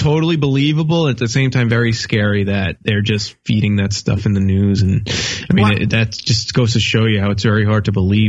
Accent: Port Jefferson, New York, United States; being a Long Islander myself, like Port Jefferson

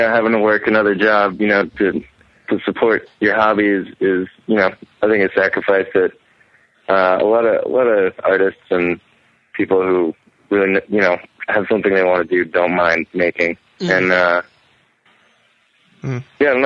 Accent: Lafayette, Louisiana, United States; moved away as an adult; now in San Francisco, United States; I grew up in Louisiana. I'm from Lafayette, Louisiana

